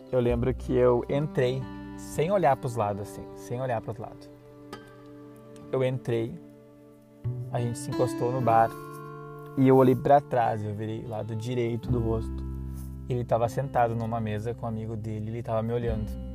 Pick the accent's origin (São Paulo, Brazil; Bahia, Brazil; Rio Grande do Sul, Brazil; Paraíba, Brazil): Rio Grande do Sul, Brazil; Dom Pedrito; moved away; also born or lived in Serra Gaúcha / Caxias do Sul; Eu sou da cidade de Dom Pedrito, lá da fronteira, uma cidadezinha pacata, 52 mil habitantes. E eu vim para a Serra Gaúcha, né, em 2004.